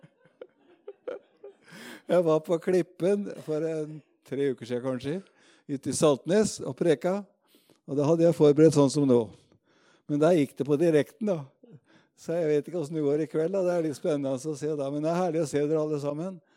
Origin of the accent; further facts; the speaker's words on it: Råde, Østfold, Norway; also born or lived in Moss; hjemme på bedhuset Betel i Rådhus, hvor jeg vokste opp